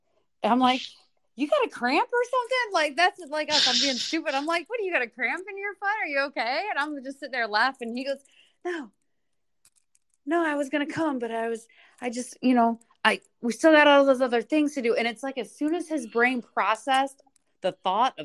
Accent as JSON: {"language": "English", "town": "Chicago", "region": "Illinois", "country": "United States", "said": "I'm from Chicago"}